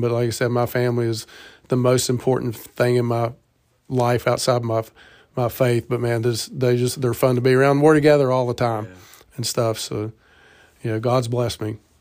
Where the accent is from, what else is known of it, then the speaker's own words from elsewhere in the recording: Ripley, United States; we're both from Ripley and love Ripley and love being here and families here